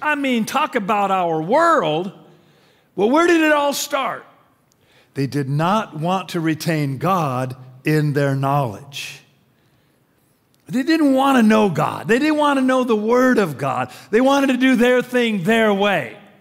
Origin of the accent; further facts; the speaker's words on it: Tacoma, Washington, United States; growing up in Tacoma